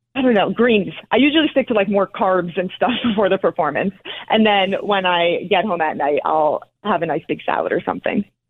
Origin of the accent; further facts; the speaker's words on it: North Caldwell, New Jersey, United States; I am from New Jersey, North Caldwell, New Jersey, so right outside of Manhattan